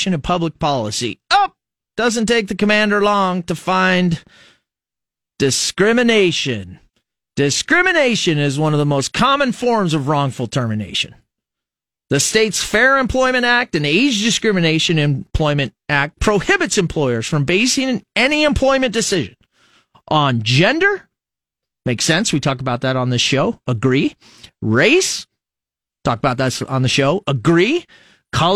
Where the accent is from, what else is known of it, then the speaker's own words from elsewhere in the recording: Fremont, Nebraska, United States; now in Lincoln, United States; I come from Fremont, 25,000, probably know 15,000 of them